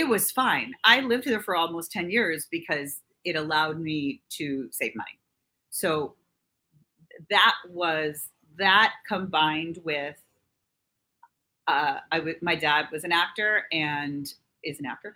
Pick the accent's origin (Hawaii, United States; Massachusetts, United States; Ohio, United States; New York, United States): New York, United States; I grew up here in New York